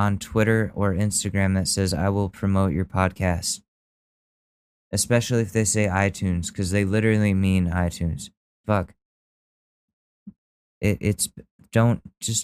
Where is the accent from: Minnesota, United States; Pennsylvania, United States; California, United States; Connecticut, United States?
Connecticut, United States; Danbury; I was born in Danbury, Connecticut.